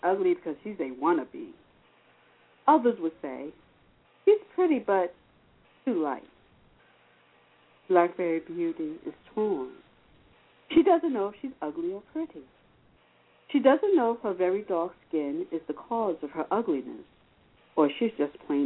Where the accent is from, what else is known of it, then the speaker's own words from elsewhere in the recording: New York City, New York, United States; moved away as an adult; now in Valley Stream, United States; I'm originally from Rockaway Queens